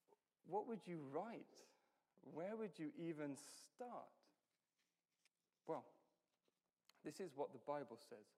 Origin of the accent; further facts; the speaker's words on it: United Kingdom; I'm British